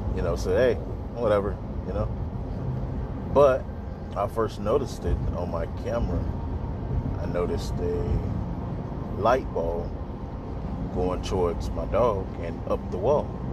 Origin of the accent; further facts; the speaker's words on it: Mississippi, United States; now in Texas, United States; I'm a artist from Mississippi. I currently stay in Texas